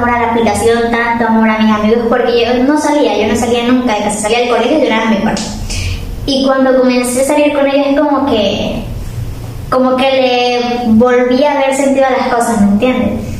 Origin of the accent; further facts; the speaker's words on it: Venezuela; moved away; yo cuando salí de Venezuela me deprimí muchísimo.